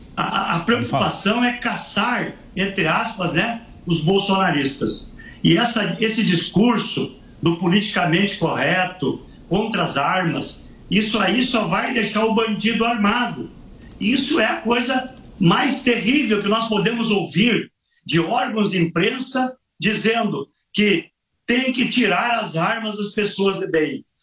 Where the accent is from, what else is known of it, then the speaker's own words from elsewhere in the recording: Soledade, Rio Grande do Sul, Brazil; lá em Soledade, na minha terra